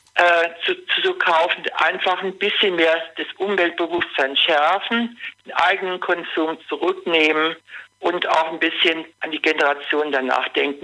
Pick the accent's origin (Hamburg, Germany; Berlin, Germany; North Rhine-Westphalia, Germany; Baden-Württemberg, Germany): North Rhine-Westphalia, Germany; Duisburg; now in Kaiserslautern, Germany; Ich bin ein Kind des Ruhrpots